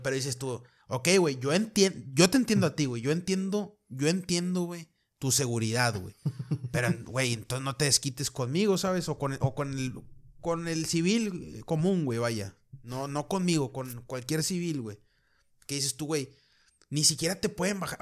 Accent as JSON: {"language": "Spanish", "country": "Mexico", "said": "acá sí somos, somos muy malignos, güey, los mexicanos"}